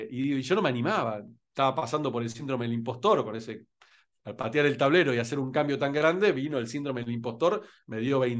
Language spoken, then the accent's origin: Spanish; Rosario, Santa Fe, Argentina; moved away as an adult; also born or lived in Buenos Aires, Argentina; now in Spain; yo nací en Rosario en realidad y después fui a, Buenos Aires, o que son los dos lugares donde viví en mi vida, Rosario y Buenos Aires, nada más.